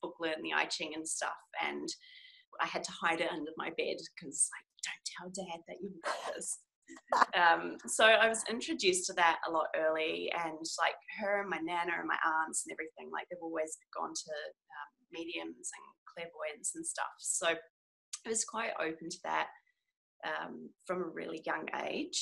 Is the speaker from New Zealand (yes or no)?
yes; New Zealand; moved away as an adult; now in Australia; I am a Kiwi. So that means I'm from New Zealand. But I'm living in Australia at the moment and have been for the past, I think, like 8 years